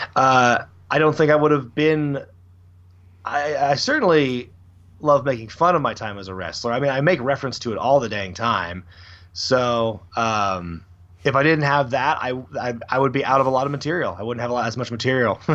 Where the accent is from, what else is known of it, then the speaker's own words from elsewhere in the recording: Portland, Oregon, United States; I'm born and raised in Portland, Oregon